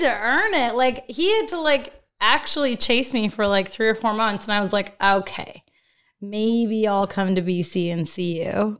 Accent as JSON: {"language": "English", "town": "Fort McMurray", "region": "Alberta", "country": "Canada", "said": "I was from Fort McMurray. So I'm an oil field girl"}